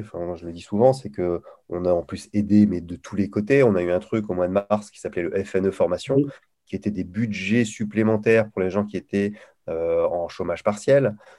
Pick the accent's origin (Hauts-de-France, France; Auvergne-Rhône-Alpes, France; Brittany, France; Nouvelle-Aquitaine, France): Hauts-de-France, France; Lille; accent: Ch'ti; je suis originaire de Lille où je parle ch'ti couramment